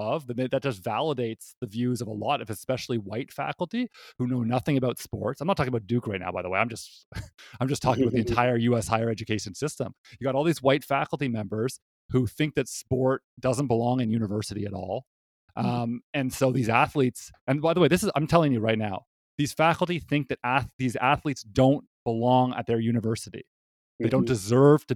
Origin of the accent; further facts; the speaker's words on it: Canada; moved away; I'm from Canada.